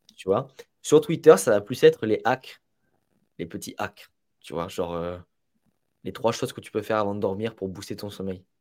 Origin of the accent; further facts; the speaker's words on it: Italy; je suis italien